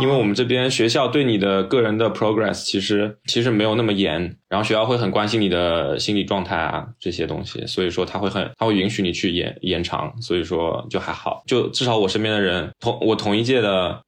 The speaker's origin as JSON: {"language": "Chinese", "country": "China", "moved": "as an adult", "lives_now": "Australia", "said": "我们中国人，就很难跟他们有共同语言"}